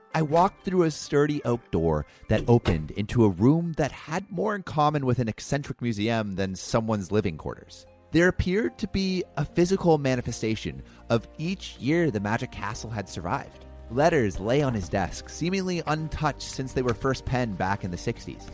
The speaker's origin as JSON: {"language": "English", "town": "Los Angeles", "region": "California", "country": "United States", "tie": "born or raised there", "said": "growing up around Hollywood."}